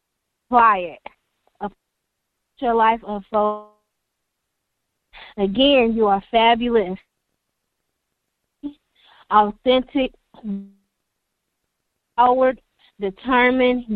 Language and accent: English; Lexington, North Carolina, United States; moved away as an adult; now in Fort Worth, United States; I was from Lexington, North Carolina, and I've been in Texas, Fort Worth, Texas, for a year now. And the thing that I had going on in Lexington, my native town.